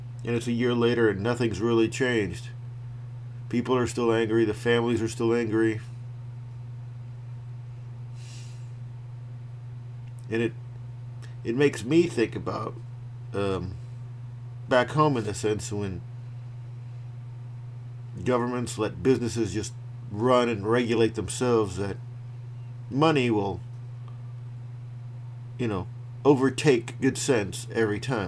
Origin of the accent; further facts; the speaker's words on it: Fort Walton Beach, Florida, United States; moved away as an adult; now in Anyang, South Korea; I'm from Florida, Northwest Florida, in the Pensacola to Panama City beach area, a little area called Fort Walton Beach